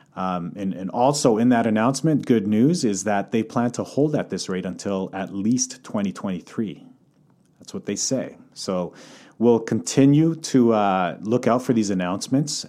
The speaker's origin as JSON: {"language": "English", "town": "Calgary", "region": "Alberta", "country": "Canada", "tie": "born or raised there", "also_born_or_lived": "Croatia (heritage)", "moved": "as an adult", "lives_now": "Vancouver, Canada", "said": "coming from Calgary, born and raised in Calgary"}